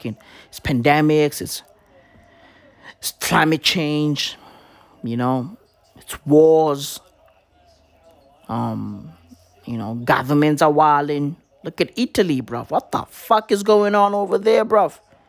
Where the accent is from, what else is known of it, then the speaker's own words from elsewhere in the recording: South Africa; Not because I'm South African, no.